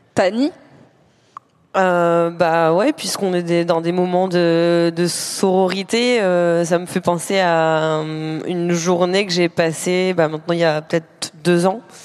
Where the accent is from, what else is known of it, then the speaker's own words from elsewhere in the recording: Normandy, France; j'ai grandi en Normandie